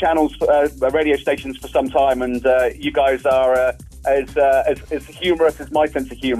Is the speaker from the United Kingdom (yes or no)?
yes; United Kingdom; moved away as an adult; now in Houston, United States; I am British